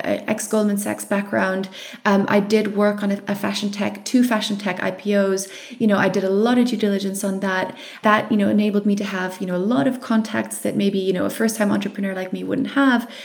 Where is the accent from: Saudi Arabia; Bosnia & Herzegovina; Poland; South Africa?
South Africa; I'm South African